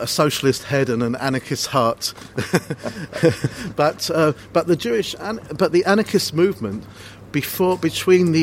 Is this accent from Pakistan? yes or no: no; London, United Kingdom; I grew up in Hackney, the next borough along